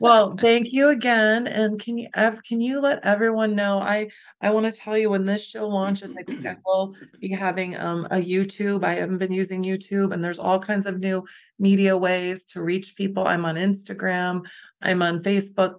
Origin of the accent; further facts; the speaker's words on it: Chicago, Illinois, United States; we're also from Chicago.